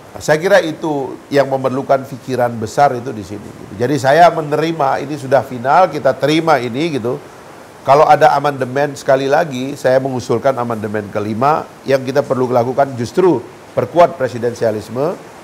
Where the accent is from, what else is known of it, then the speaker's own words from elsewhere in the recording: Sumbawa, West Nusa Tenggara, Indonesia; saya Sumbawa